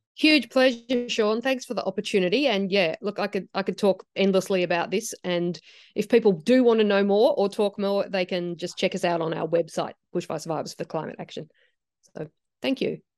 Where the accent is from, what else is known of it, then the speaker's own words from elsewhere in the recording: Australia; I've grown up in Australia. This is my home country